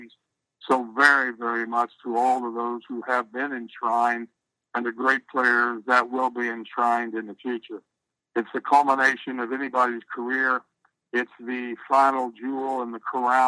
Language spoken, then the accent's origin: English; Middletown, Ohio, United States; I'm sitting in my hometown of Middletown, Ohio right now